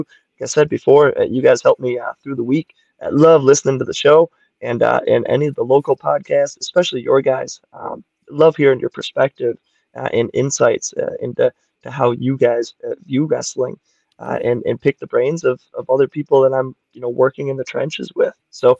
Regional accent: Milwaukee, Wisconsin, United States; Milwaukee's my hometown, but Chicago is like my big city.

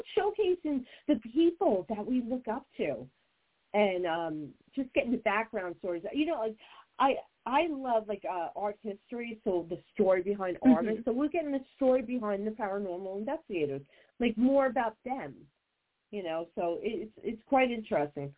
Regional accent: New Jersey, United States; I'm from Jersey and I'm Italian

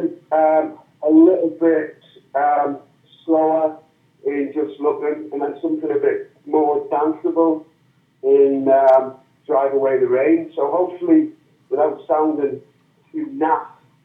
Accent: South Shields, North East England, United Kingdom; accent: Geordie; moved away as an adult; now in Manchester, United Kingdom; I'm a Geordie

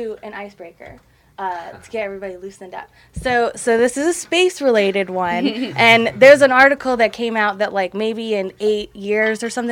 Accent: North Carolina, United States; I'm from North Carolina too

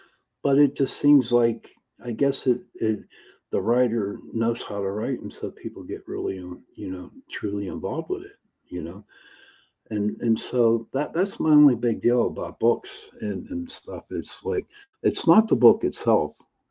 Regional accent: Pittsburgh, Pennsylvania, United States; I am from Pittsburgh, Pennsylvania

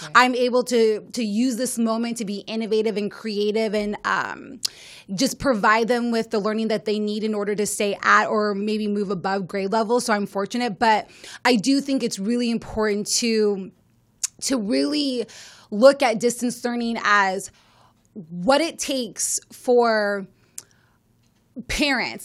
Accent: Las Vegas, Nevada, United States; I am from Las Vegas, Nevada

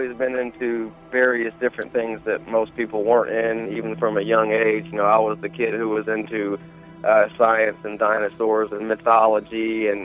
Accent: Atlanta, Georgia, United States; also born or lived in Chicago, Illinois; now in Memphis, United States; I was actually raised in Atlanta, Georgia, most of my young life, and then he retired, and we moved here to Memphis, Tennessee, and I've been here ever since

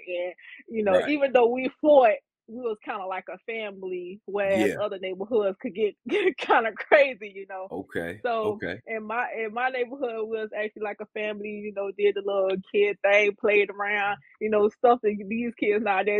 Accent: Opa-locka, Florida, United States; But my upbringing, I was in Opa-locka. I went to Kara City. it was some tough times. I stayed in the city for a little bit, but for the most part, I grew up in Opa-locka.

